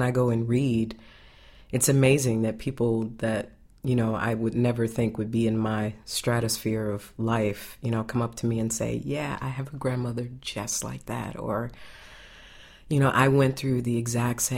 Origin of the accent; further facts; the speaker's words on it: Evanston, Illinois, United States; I was born and raised in Evanston